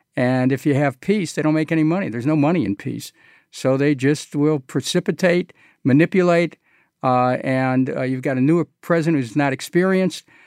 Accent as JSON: {"language": "English", "town": "Cleveland", "region": "Ohio", "country": "United States", "tie": "born or raised there", "said": "when I was a kid growing up in Cleveland"}